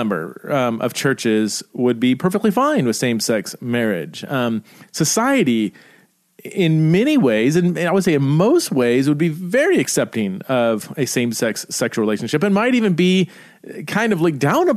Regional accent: Idaho, United States; I could say I am an American. I am an Idahoan. I live in Idaho.

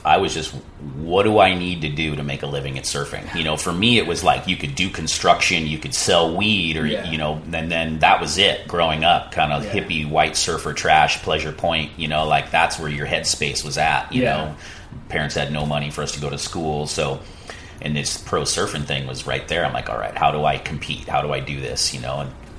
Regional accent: Puerto Rico; You know, I grew up in Right Points.

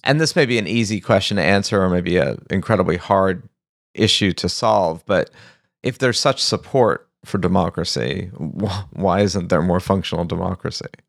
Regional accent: United States; I'm American

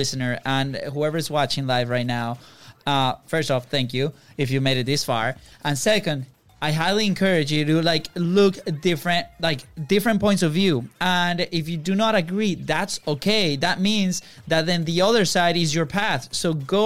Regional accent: Venezuela; born or raised there; moved away

